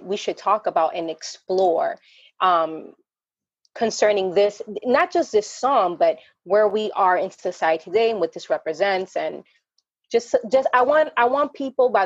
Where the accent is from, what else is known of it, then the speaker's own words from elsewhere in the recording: New York, United States; moved away as an adult; now in Isabela, Puerto Rico; I live in Isabela, Puerto Rico. I was born and raised in New York, went to school in New York.